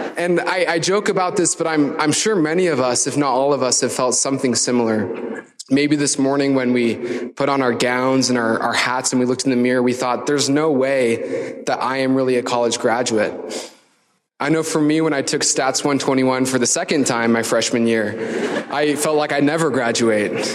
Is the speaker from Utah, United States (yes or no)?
yes; Ephraim, Utah, United States; also born or lived in Salt Lake City, Utah / southwestern Virginia; I was born here in Salt Lake City, but grew up between um, southwestern Virginia and Ephraim, Utah. Went to Manti High School.